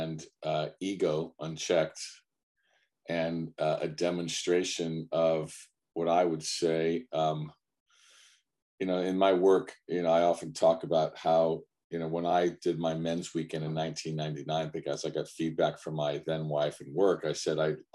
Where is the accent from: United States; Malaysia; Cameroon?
United States; I'm an American, Italian American